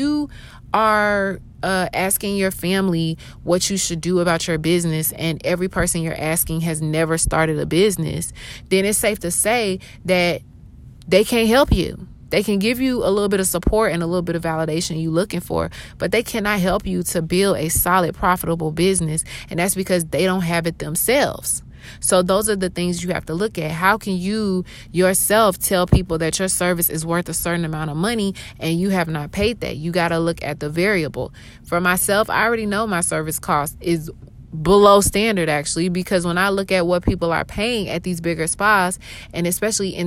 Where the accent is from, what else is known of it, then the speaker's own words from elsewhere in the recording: Atlanta, Georgia, United States; also born or lived in Augusta, Georgia; I was born in Augusta, Georgia, moved to Atlanta, Georgia that same year. And so I'm born and raised in Atlanta, basically.